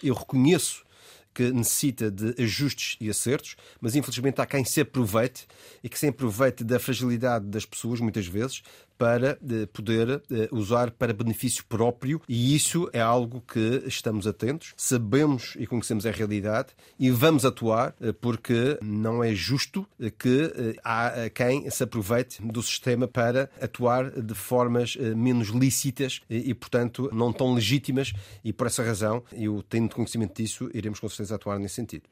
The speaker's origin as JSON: {"language": "Portuguese", "country": "Portugal"}